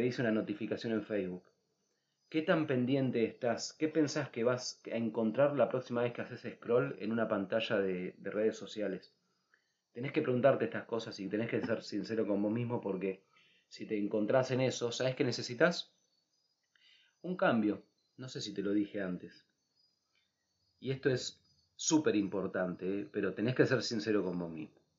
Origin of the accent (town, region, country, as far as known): Buenos Aires, Argentina; moved away as an adult; also born or lived in Capilla del Monte, Córdoba / Ojo de Agua